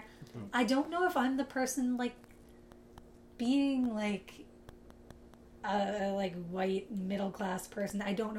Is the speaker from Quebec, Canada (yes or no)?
no; Toronto, Ontario, Canada; now in Vancouver, Canada; I grew up in Toronto